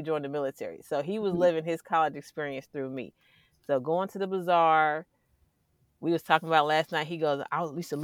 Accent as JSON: {"language": "English", "town": "Dayton", "region": "Ohio", "country": "United States", "moved": "as an adult", "said": "I'm from Ohio. And it's like, Dayton is like a small, bigger town."}